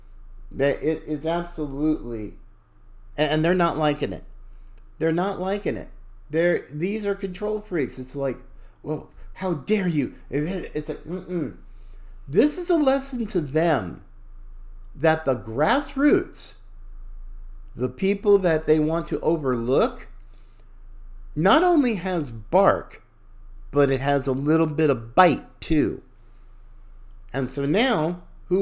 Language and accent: English; North Carolina, United States; from North Carolina, my home state